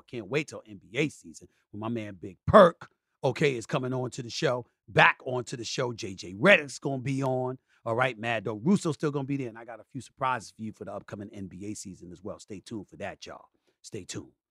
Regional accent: New York City, New York, United States; also born or lived in Bronx, New York; I was born in the Bronx, raised in Hollis, Queens, New York

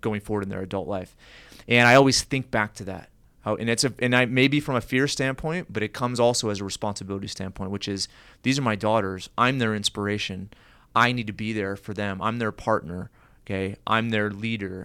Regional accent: United States; growing up as an American

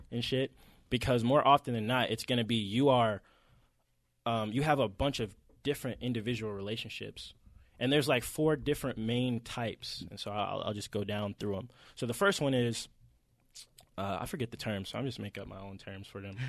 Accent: Atlanta, Georgia, United States; we're obviously from Atlanta

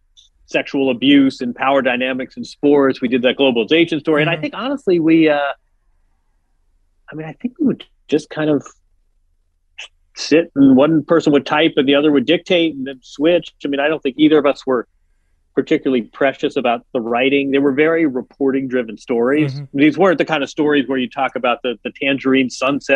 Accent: Midwest, United States; we're both from the Midwest

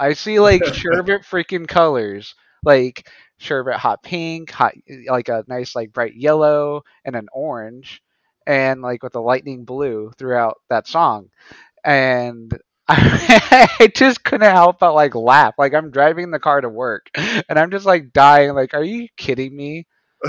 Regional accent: Portales, New Mexico, United States; I'm originally from New Mexico, the Southwest. I was born in Portales, New Mexico. It's a small town.

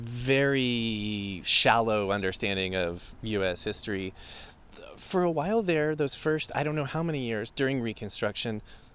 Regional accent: Texas, United States; moved away; I'm from Texas originally. Madisonville.

